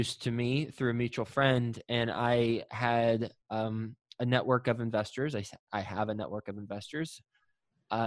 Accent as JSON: {"language": "English", "region": "Texas", "country": "United States", "moved": "yes", "lives_now": "Cincinnati, United States", "said": "I am originally from Texas, live in Cincinnati"}